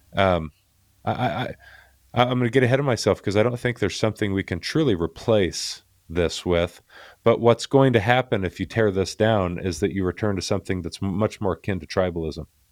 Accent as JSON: {"language": "English", "town": "Tucson", "region": "Arizona", "country": "United States", "tie": "born or raised there", "said": "I was born in Tucson, Arizona."}